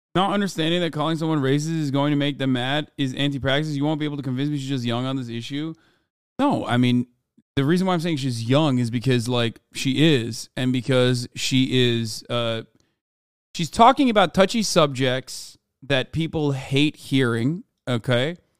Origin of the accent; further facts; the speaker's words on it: Turkey; moved away as an adult; now in United States; I grew up in Turkey for eighteen years of my life before I came to the United States of America